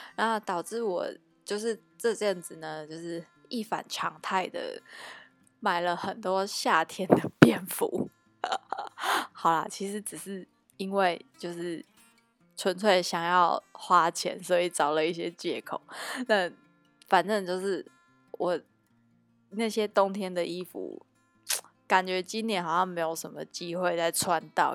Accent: Tainan, Taiwan; moved away as an adult; also born or lived in Taipei; 以我一个台南人的，的看法啦

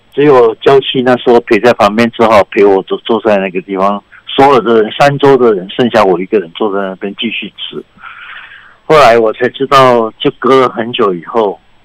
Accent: Taiwan; 那我们台湾人是吃羊肉卤

